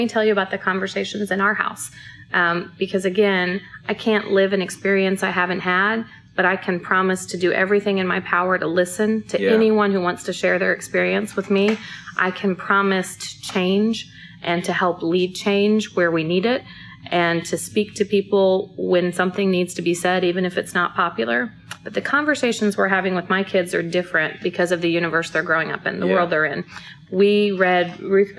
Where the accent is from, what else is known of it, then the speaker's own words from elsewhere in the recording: St. Louis, Missouri, United States; I was born in St. Louis. I still have a lot of family in Florissant, which is where I lived when I was born